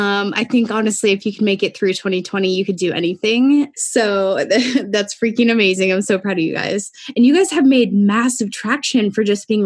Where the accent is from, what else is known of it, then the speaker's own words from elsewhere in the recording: Oregon, United States; now in Arizona, United States; So I grew up in Oregon, but I now live in Arizona.